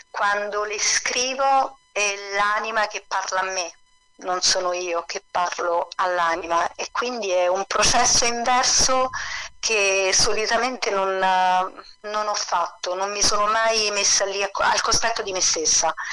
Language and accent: Italian; Campania, Italy; e quindi nel Sannio, nel cuore del Sannio, a un passo da Telese Terme, diciamo. E il mio paesino è un serpentone ai piedi della, della montagna, ai monti del Taburno.